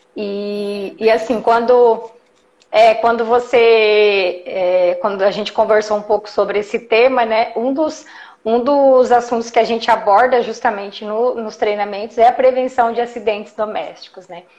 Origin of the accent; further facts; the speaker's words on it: Jundiaí, São Paulo, Brazil; Eu sou de Jundiaí, atendo Jundiaí região